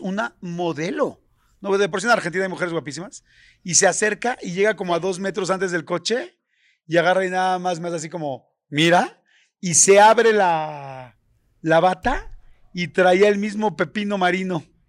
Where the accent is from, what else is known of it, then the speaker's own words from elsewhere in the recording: Mexico; soy mexicano y en mi país es normal